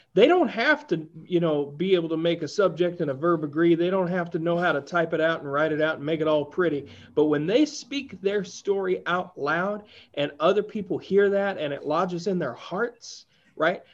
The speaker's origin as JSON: {"language": "English", "region": "Appalachia", "country": "United States", "said": "as an Appalachian"}